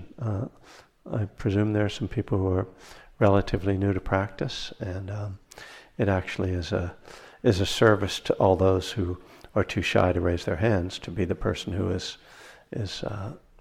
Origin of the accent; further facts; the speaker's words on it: East Coast, United States; now in Berkeley, United States; I'm from the East Coast originally. I live in Northern California in Berkeley